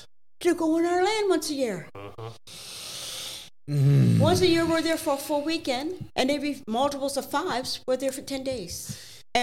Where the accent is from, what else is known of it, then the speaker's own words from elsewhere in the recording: Halifax, Nova Scotia, Canada; life in Africville to me was great